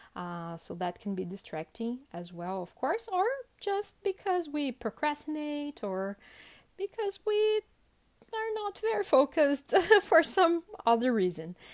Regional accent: Sorocaba, São Paulo, Brazil; I'm from Sorocaba, sorry, I forgot to mention that, uh, which is about a hundred kilometers from São Paulo

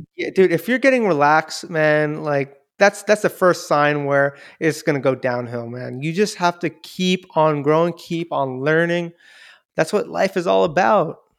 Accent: Daly City, California, United States; I was born and raised here in Daly City

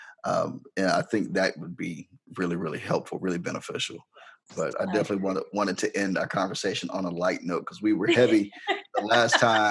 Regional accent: Harrisburg, United States; I'm country. I'm from Harrisburg, you know, from the sticks

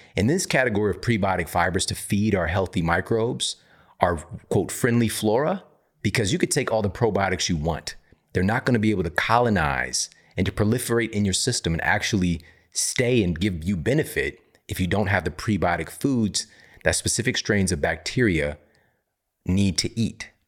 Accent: Missouri, United States; I'm from Missouri.

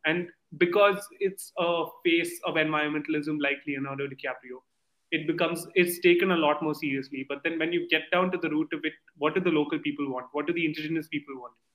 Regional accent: India; I come from India

